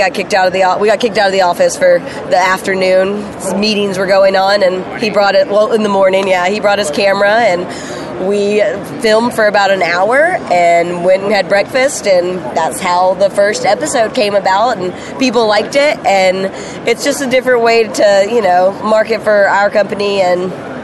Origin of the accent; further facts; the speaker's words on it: Georgia, United States; now in Brevard, United States; I'm originally from Georgia